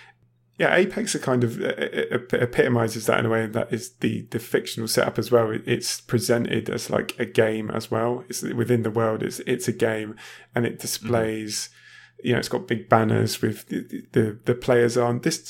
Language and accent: English; United Kingdom; moved away as an adult; now in Germany; I used to live in the UK, obviously. I am British, yeah.